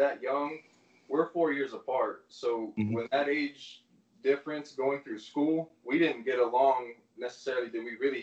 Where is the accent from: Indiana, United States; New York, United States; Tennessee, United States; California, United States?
California, United States; Central; now in Arkansas, United States; we're growing up in Central California